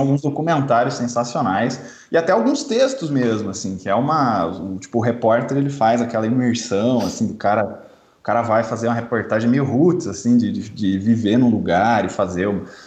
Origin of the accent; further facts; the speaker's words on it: Curitiba, Paraná, Brazil; sou de Curitiba